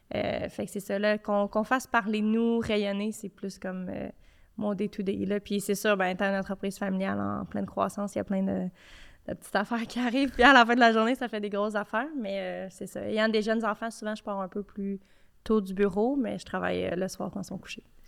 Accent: Quebec, Canada; on vient de Québec

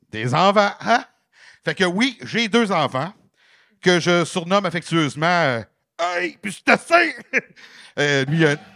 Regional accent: Quebec, Canada; non, non, mais c'est parce que je viens de la Beauce, là.

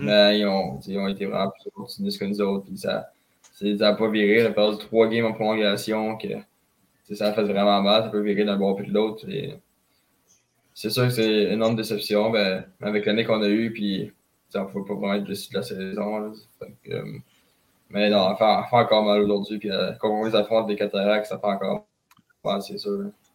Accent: Saint-Michel, Quebec, Canada; je viens de Saint-Michel

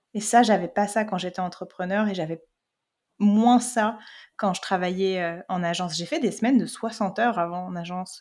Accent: France; moved away as an adult; now in Quebec, Canada; en tant que Français, Française

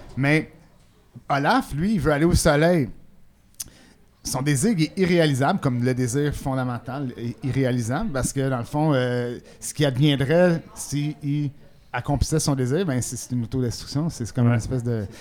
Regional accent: Quebec, Canada; chez nous au Québec

